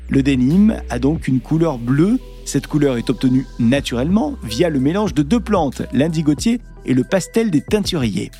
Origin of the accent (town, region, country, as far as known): southern France, France